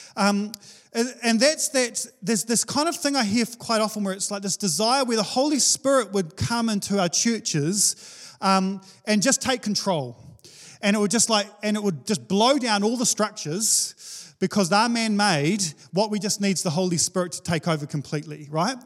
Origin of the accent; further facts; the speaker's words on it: Wellington, New Zealand; now in Hawke's Bay, New Zealand; I'm from Wellington